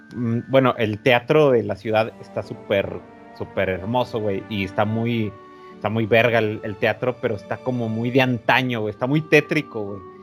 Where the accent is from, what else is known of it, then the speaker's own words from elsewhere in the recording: Mexico; somos de México